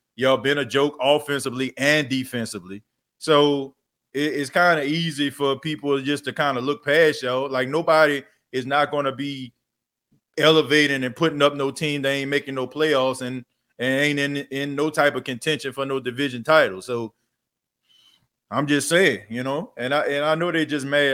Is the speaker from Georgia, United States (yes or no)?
no; New Orleans, Louisiana, United States; growing up in the Night Ward, New Orleans